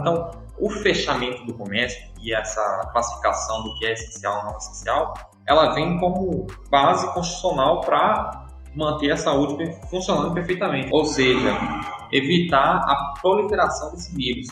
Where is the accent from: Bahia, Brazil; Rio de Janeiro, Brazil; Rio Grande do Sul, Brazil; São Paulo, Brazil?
Bahia, Brazil; Condeúba; eu sou de uma cidade pequena, de Condeúba